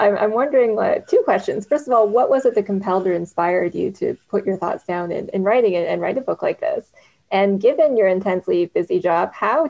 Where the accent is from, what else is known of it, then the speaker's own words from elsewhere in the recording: Canada; as a Canadian